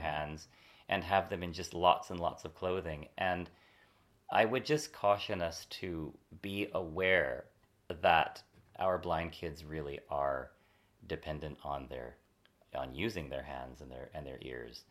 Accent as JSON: {"language": "English", "region": "California", "country": "United States", "said": "I'm from California"}